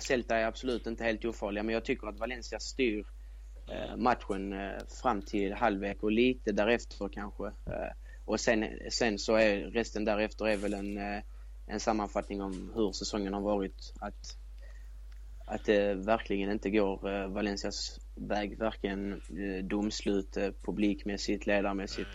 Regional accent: Sweden; jag är svensk

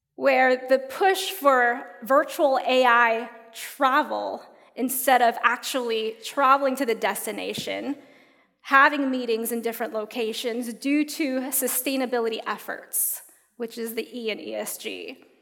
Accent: United States; growing up in the United States

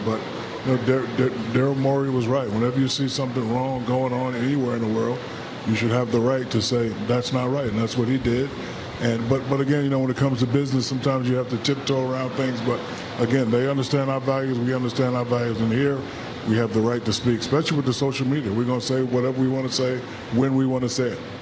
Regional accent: United States; We as American people

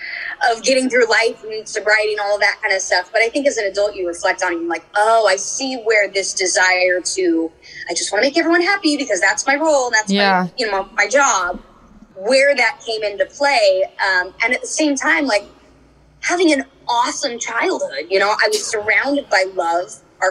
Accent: Orange County, California, United States; I grew up in Orange County

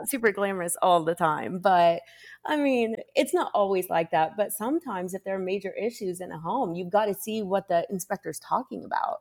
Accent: Lapel, Indiana, United States; moved away as an adult; also born or lived in London / New York; now in Los Angeles, United States; I was in Lapel, and, and it was, like, sixty-nine people in my graduating class

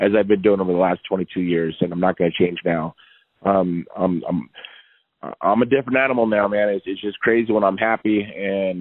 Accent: United States; I have Mexican descent in my blood, but I'm American

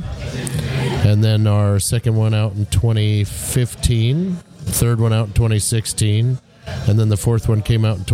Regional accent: Iowa, United States; moved away as an adult; I grew up in Iowa

